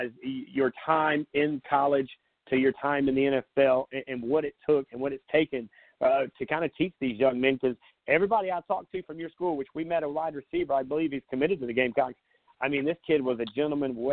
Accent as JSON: {"language": "English", "town": "Myrtle Beach", "region": "South Carolina", "country": "United States", "tie": "born or raised there", "said": "I grew up in Myrtle Beach"}